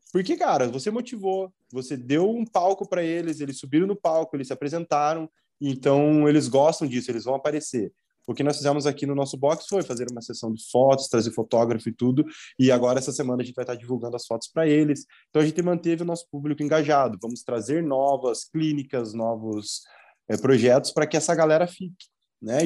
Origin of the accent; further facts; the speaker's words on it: Mafra, Santa Catarina, Brazil; Eu sou de Mafra, Santa Catarina.